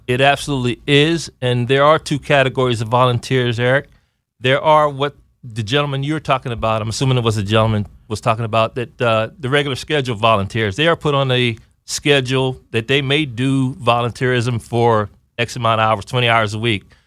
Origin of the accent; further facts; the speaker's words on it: Aliquippa, Pennsylvania, United States; moved away as an adult; I'm from Aliquippa, Pennsylvania. That's a little bit northwest of Pittsburgh